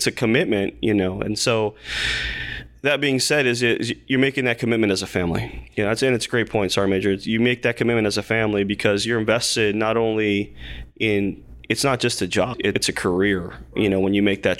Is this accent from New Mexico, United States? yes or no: yes; Las Cruces, New Mexico, United States; moved away as an adult; also born or lived in Fort Bliss, Texas / Fort Sill / Germany / Korea; originally from Las Cruces, New Mexico